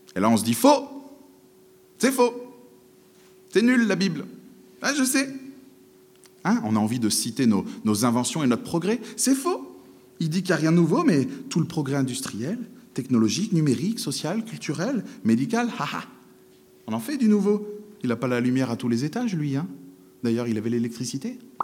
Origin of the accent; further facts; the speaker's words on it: France; en tant que bon français